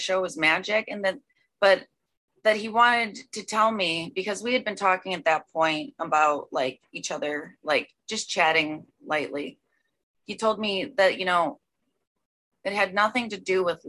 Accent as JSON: {"language": "English", "town": "Chicago", "region": "Illinois", "country": "United States", "tie": "born or raised there", "moved": "as an adult", "said": "I landed a job right across the street from where I was raised in Chicago"}